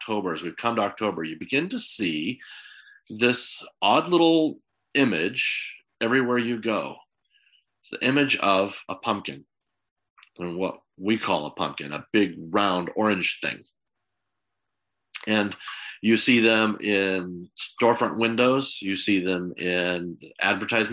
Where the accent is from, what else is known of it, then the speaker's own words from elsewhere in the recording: United States; moved away; growing up in America